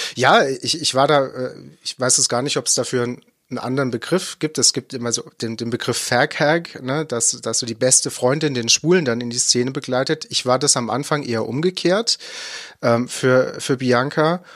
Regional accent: Baden-Württemberg, Germany; ich komme eher aus dem Nordbadischen, äh, gebürtig

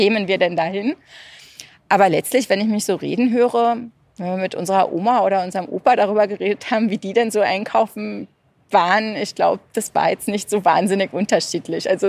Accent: Berlin, Germany; moved away; also born or lived in England / Italy; ich komme ursprünglich aus Berlin und ich hatte den äh, Luxus sozusagen mir selber genommen, weil ich aus Ostberlin komme

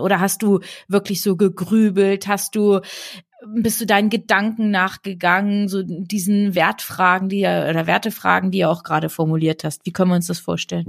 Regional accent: Bad Lauterberg, Lower Saxony, Germany; Ich bin in Bad Lauterberg groß geworden, das ist ja im Südharz

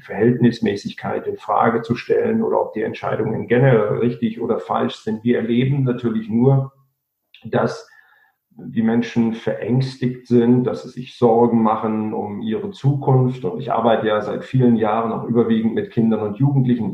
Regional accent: Germany; bei uns in Deutschland

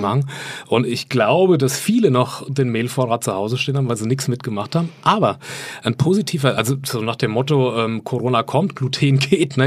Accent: Lower Franconia, Bavaria, Germany; Ich komme aus Unterfranken ursprünglich.

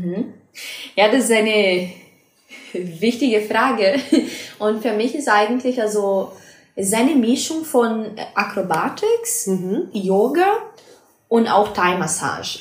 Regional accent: Brazil; German is a second language; moved away as an adult; now in Mannheim, Germany; ich komme aus Brasilien und ich bin hier in Deutschland seit ähm, dreieinhalb Jahren jetzt

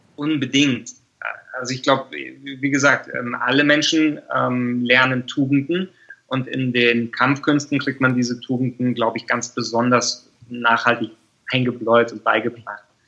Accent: Germany; als wir Deutschen

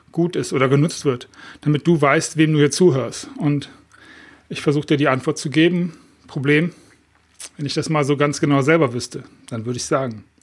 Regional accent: Düsseldorf, North Rhine-Westphalia, Germany; now in Mallorca, Spain; dass ich aus Düsseldorf komme und das als meine Heimat empfinde

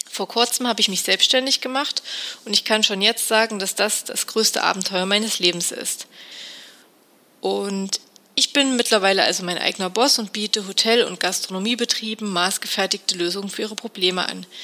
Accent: Thuringia, Germany; born there; now in Munich, Germany; und lebe seit ein paar Jahren in München. Ich bin aber eigentlich eine echte Landpomeranze und eine gebürtige Thüringerin. Aufgewachsen bin ich auf einem Bauernhof

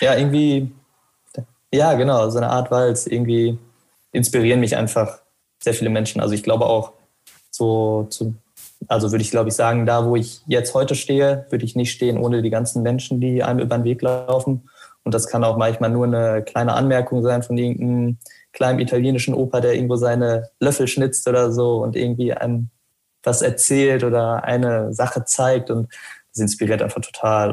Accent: Arnsberg, North Rhine-Westphalia, Germany; moved away as an adult; now in Münster, Germany; die Lehre habe ich erst bei mir im Heimatort gemacht. Also ich komme aus dem Sauerland, aus Arnsberg

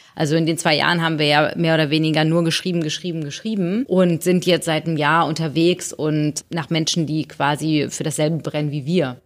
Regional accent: Hamburg, Germany; ich bin in Hamburg geboren

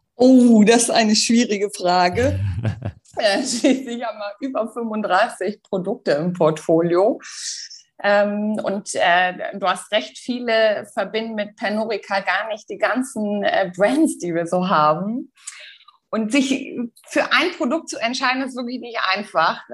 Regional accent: Berlin, Germany; moved away as an adult; also born or lived in Dubai; Ich komme ursprünglich aus Berlin, also bin auch wirklich geboren, aufgewachsen, habe äh, dort auch BWL studiert

